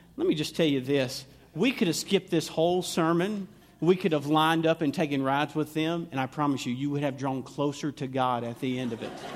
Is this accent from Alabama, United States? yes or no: yes; Alabama, United States; accent: southern drawl; moved away; I'm originally from Alabama